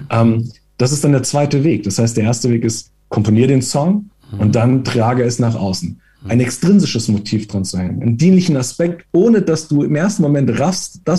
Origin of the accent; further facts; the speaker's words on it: Italy; ich, ich versuche mich als Italiener kurz zu halten.